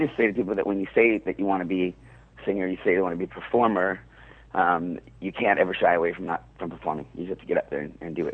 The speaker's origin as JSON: {"language": "English", "town": "Seattle", "region": "Washington", "country": "United States", "tie": "born or raised there", "moved": "yes", "lives_now": "New York, United States", "said": "I grew up in Seattle"}